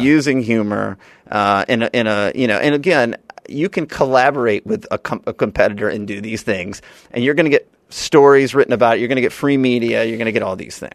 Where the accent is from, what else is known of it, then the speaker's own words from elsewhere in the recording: Birmingham, Alabama, United States; also born or lived in Washington, D.C.; now in Seaside, United States; I'm from Alabama